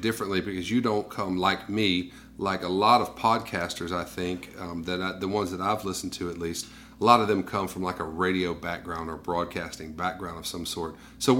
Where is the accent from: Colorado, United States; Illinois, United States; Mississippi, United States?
Mississippi, United States; I was raised here in Mississippi